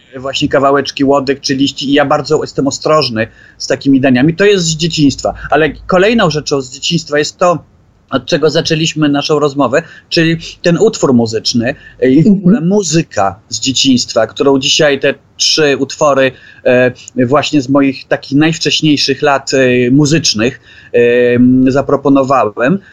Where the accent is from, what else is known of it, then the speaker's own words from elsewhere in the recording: Poland; also born or lived in Norway; się wychowałem w tamtym świecie